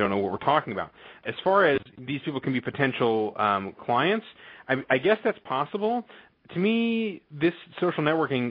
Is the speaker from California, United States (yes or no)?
yes; California, United States; now in Illinois, United States; I'm originally from California and I moved to Illinois